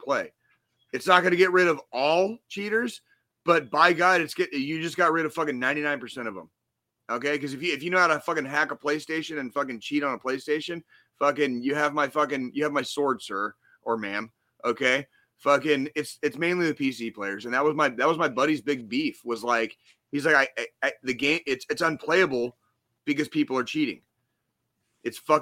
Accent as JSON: {"language": "English", "region": "Arizona", "country": "United States", "tie": "born or raised there", "said": "One of my best friends I grew up with in Arizona"}